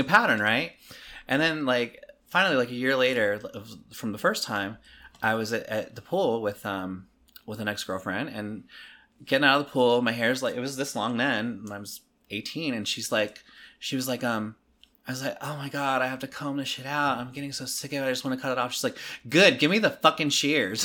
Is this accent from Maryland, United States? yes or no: yes; Maryland, United States; moved away; I'm from Maryland originally